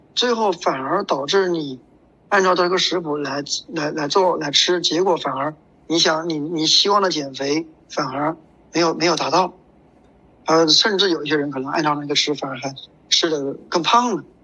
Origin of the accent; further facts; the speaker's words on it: China; 对于我们中国人来说，对于我们国人来说